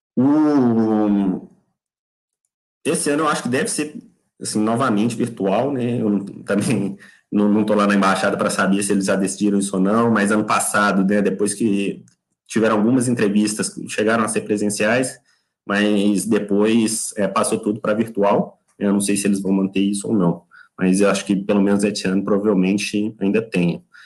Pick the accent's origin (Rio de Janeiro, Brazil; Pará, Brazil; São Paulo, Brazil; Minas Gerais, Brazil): Minas Gerais, Brazil; Belo Horizonte; moved away as an adult; now in United Kingdom; eu sou mineiro de BH